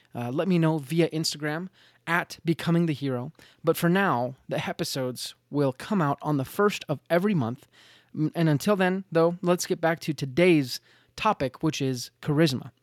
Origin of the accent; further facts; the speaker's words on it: Utah, United States; I'm from Utah